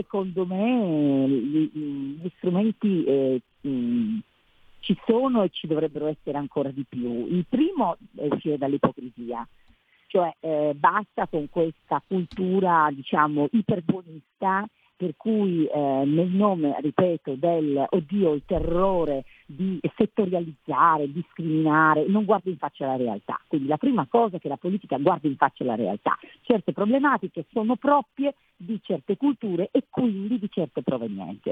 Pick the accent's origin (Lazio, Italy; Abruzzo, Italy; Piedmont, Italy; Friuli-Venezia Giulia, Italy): Piedmont, Italy; Cuneo; io vengo da Cuneo